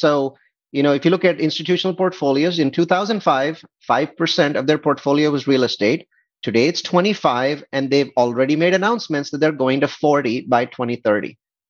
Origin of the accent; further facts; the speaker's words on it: India; now in United States; India, I came from India, is 2 to 3x more expensive as a percentage of salaries as the US is